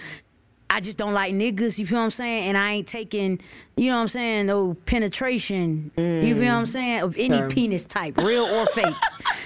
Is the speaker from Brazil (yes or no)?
no; St. Petersburg, Florida, United States; I'm from St. Petersburg